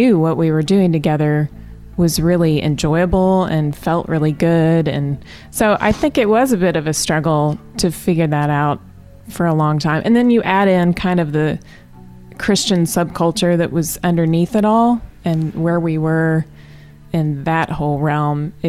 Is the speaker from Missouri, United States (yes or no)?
yes; Southwest Missouri, United States; I grew up in Southwest Missouri